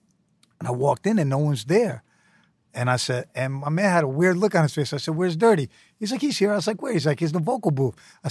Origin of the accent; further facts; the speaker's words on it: Manhattan, New York, United States; His periodic table is very Staten Island. And I'm from Manhattan. I had trouble understanding it.